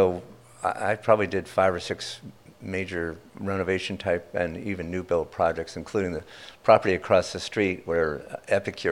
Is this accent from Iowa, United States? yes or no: no; Princeton, New Jersey, United States; moved away; I'm from Princeton, New Jersey